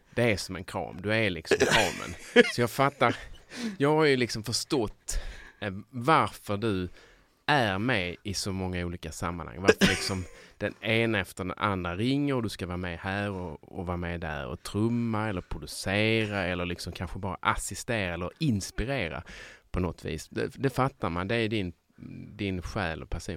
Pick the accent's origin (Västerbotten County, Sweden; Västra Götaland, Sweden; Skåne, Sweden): Skåne, Sweden; Sjöbo; moved away; Där mm. kommer jag, där är jag uppväxt